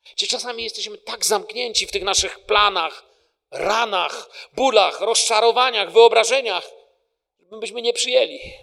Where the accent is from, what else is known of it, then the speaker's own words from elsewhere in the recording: Poland; moved away; Ja jestem tym pokoleniem z Polski, które przeżyło kryzys w Polsce